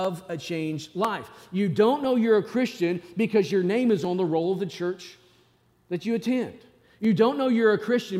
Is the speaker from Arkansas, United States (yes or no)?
yes; Northwest Arkansas, United States; I grew up in Northwest Arkansas